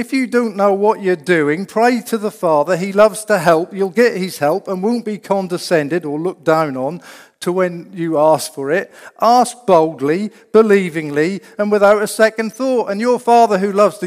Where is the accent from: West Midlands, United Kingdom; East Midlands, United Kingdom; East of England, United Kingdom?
East of England, United Kingdom; Norfolk; I'm from Norfolk, yeah, that's in England